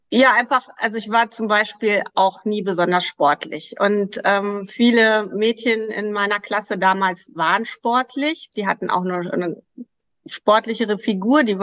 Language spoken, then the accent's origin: German; Krefeld, North Rhine-Westphalia, Germany